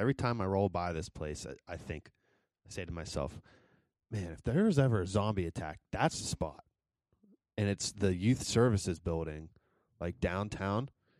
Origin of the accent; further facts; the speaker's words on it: Wheeling, West Virginia, United States; we're all from Wheeling. We've grown up here.